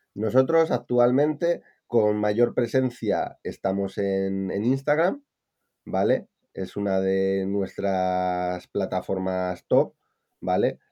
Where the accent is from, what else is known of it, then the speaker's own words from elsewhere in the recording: Palencia, Castile and León, Spain; moved away as an adult; also born or lived in Valencia; Yo soy de Palencia con P y me fui a Valencia